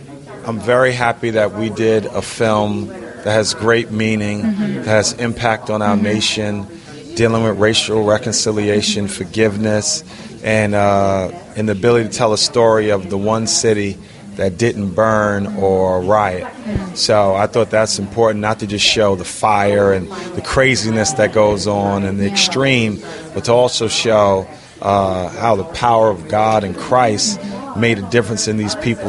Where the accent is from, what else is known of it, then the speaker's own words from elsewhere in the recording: New York, United States; And that's what we're here from New York.